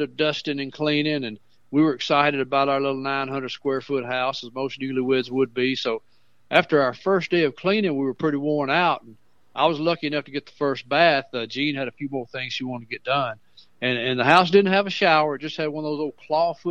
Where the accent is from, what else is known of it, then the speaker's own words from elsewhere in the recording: Mount Pleasant, Tennessee, United States; where I grew up on Fairview Drive